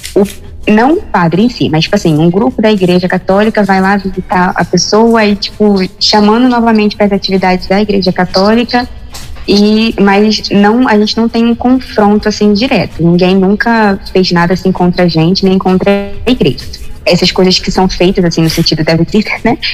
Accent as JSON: {"language": "Portuguese", "region": "Rio de Janeiro", "country": "Brazil", "moved": "as an adult", "lives_now": "Quitaiús, Lavras da Mangabeira, Brazil", "said": "Eu sou da capital, mas eu sou do bairro de Septiba"}